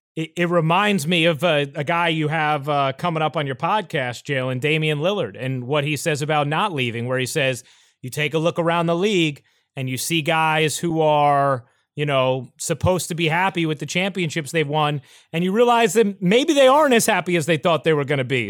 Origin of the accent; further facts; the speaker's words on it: New York, United States; I grew up in New York